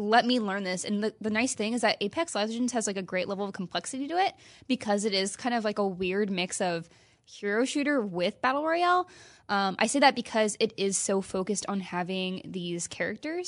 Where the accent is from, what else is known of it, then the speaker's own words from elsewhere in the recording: Midwest, United States; now in California, United States; I grew up in the Midwest